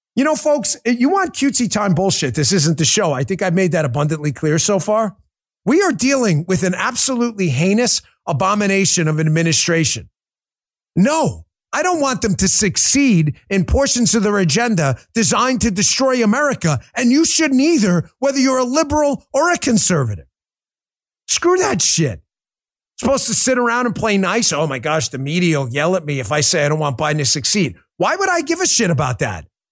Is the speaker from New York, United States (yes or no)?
yes; New York, United States; born or raised there